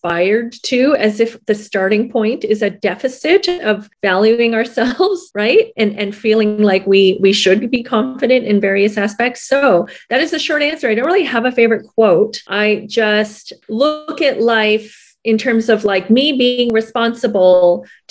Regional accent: Toronto, Ontario, Canada; moved away as an adult; now in Vancouver, Canada; I was born and raised in Toronto

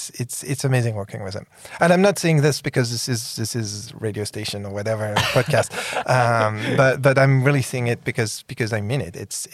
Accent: San Francisco, California, United States; Well, you know, I come from San Francisco.

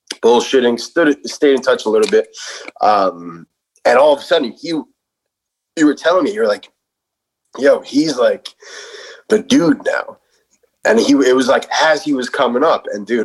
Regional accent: New York City, New York, United States; We're both from the Bronx.

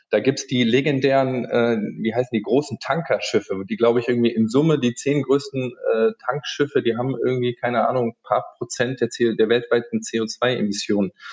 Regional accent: Frankfurt, Hesse, Germany; accent: Hessian; moved away as an adult; also born or lived in Aachen; grundsätzlich bin ich ein, ein Hessekind aus, aus Frankfurt, aus der Ecke. Das hört man immer an dem Gell, was ich manchmal an den Sätzen im, im Anhang dann sage

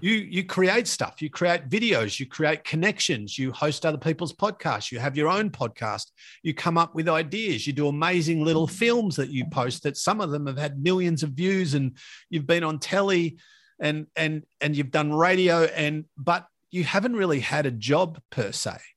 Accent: Latrobe Valley, Victoria, Australia; when I grew up in Latrobe Valley

